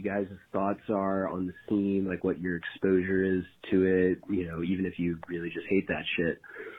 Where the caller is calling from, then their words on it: North Carolina, United States; I'm calling from North Carolina.